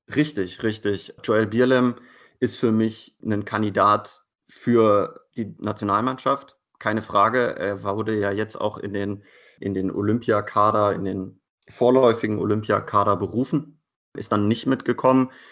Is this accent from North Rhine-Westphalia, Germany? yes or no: no; Hanover, Lower Saxony, Germany; moved away as an adult; now in Leipzig, Germany; Ich komme ursprünglich aus Hannover, bin also quasi ein bisschen mit den Recken groß geworden